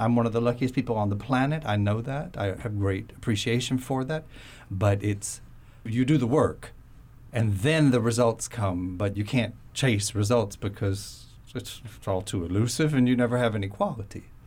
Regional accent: Florida, United States; moved away; also born or lived in south of France; I grew up in Florida, so it wasn't the most tropical part of Florida

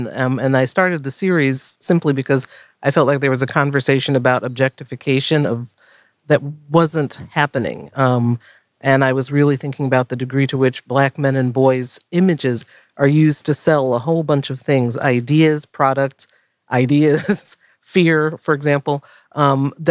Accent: Florida, United States; I was born in Florida. My family's from the South

